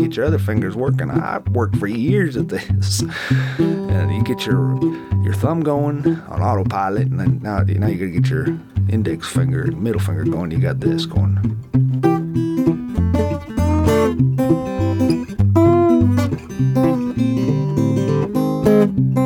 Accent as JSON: {"language": "English", "region": "Florida Panhandle", "country": "United States", "said": "I'm from the Panhandle"}